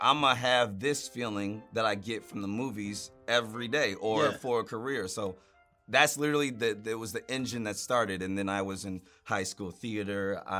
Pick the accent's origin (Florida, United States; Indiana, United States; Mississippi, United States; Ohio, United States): Indiana, United States; South Bend; moved away; I'm from South Bend, Indiana.